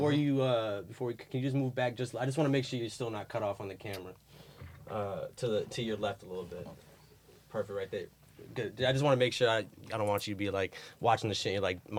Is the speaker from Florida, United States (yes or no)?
yes; South Florida, United States; moved away as an adult; also born or lived in Miami; now in New York City, United States; growing up in South Florida